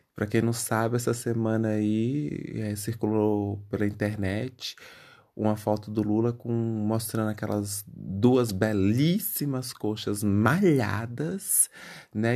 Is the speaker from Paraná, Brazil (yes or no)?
no; Bahia, Brazil; moved away; quando eu morava é, na Bahia, é, que eu sou baiano, graças a Deus, é, eu, na cidadezinha que eu morava, bem pequenininho